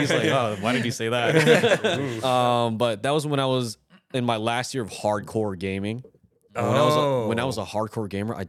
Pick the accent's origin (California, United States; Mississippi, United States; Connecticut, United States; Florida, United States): California, United States; Daly City; moved away as an adult; now in New York, United States; 3 generations in my hometown, a Filipino immigrant, because Daly City is the number 2 Filipino population in the world.